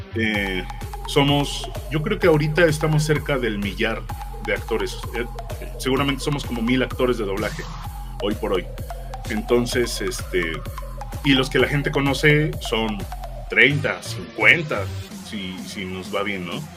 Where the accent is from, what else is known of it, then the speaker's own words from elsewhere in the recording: Ixtapaluca, State of Mexico, Mexico; now in Mexico City, Mexico; yo soy de Ixtapaluca, Estado de México